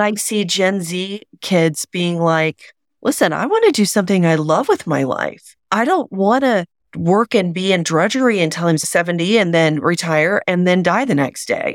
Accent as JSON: {"language": "English", "region": "Oklahoma", "country": "United States", "tie": "born or raised there", "said": "I grew up in Oklahoma, the buckle of the Bible Belt"}